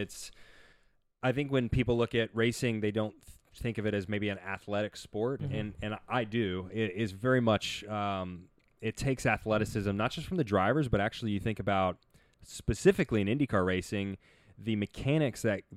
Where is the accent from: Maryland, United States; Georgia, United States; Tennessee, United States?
Tennessee, United States; Nashville; I grew up in Nashville, Tennessee